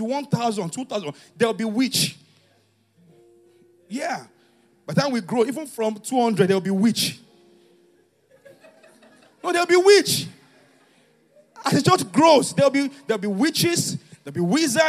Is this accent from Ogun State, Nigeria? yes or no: yes; Ijebu, Ogun State, Nigeria; moved away; I'm an Ijebu guy